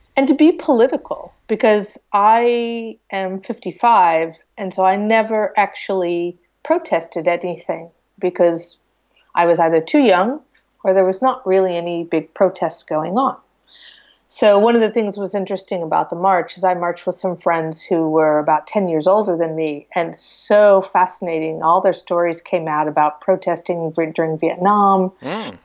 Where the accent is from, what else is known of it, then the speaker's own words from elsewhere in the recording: Iowa, United States; moved away as an adult; now in Lisbon, Portugal; I grew up in Iowa in a very small town